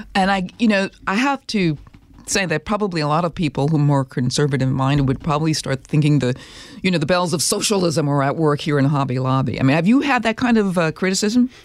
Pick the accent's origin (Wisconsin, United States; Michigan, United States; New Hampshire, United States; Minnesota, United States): Minnesota, United States; I grew up in Minnesota.